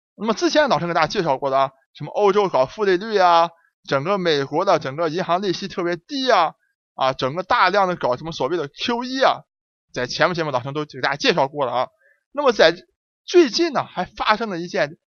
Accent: China; 我们中国人

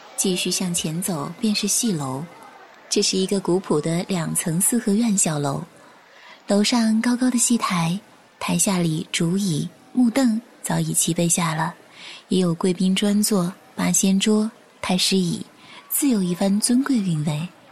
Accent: Chengdu, Sichuan, China; 这里是成都，一座来了就不想离开的城市。这里是我的家乡

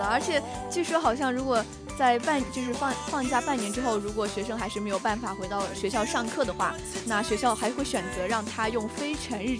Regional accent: China; 我们中国人可能有些年轻

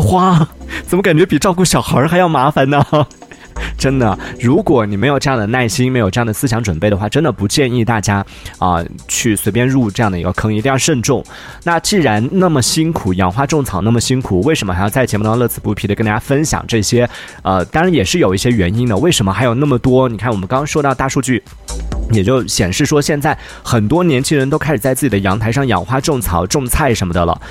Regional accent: Yunnan, China; 作为一个云南人，就是有我们这边这种得天独厚的好的气候，然后好的一个环境

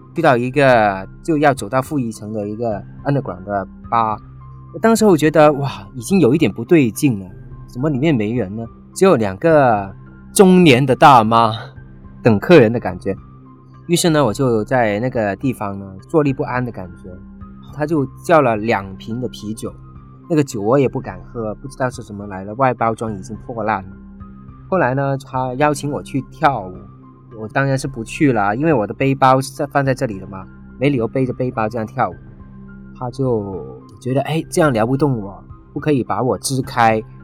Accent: China; 我说我是来自中国

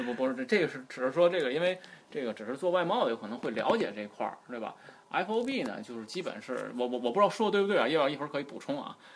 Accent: Tianjin, China; 因为我所涉及的这个港口主要是咱天津港，因为毕竟我是这个土生土长的天津人

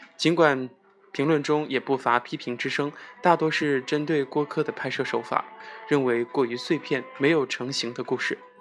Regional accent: China; 我们中国人

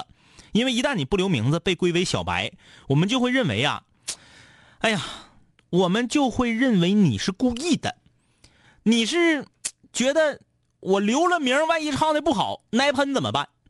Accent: Changtu, Liaoning, China; 我是昌图的。

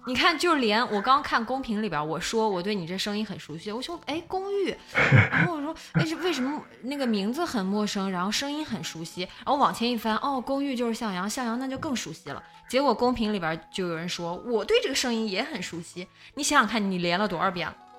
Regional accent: Northeast China, China; accent: Northeastern (Dongbei); also born or lived in Tianjin; 我现在东北口音太重了

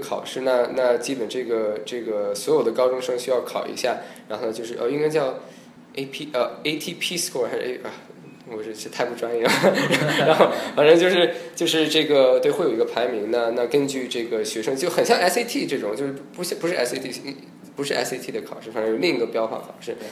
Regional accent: Los Angeles, California, United States; Chinese is a second language; also born or lived in Beijing, China; 我是，呃，北京出生， 呃，七岁去美国，然后在洛杉矶长大的

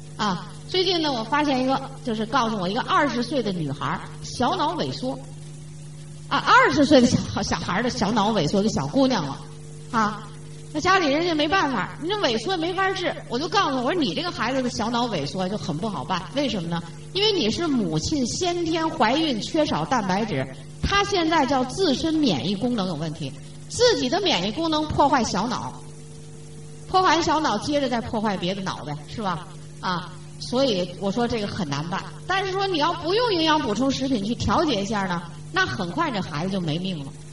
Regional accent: China; 这就是我们中国人的特点

